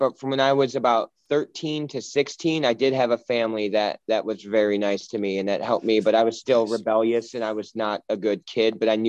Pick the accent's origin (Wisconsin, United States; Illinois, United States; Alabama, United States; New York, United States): Wisconsin, United States; Kenosha; also born or lived in Los Angeles, California; now in Michigan, United States; It's most of my life was in Wisconsin.